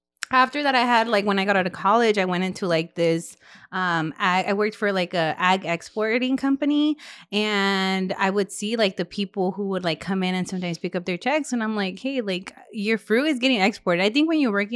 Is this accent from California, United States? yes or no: yes; Delano, California, United States; all I grew up around in Delaney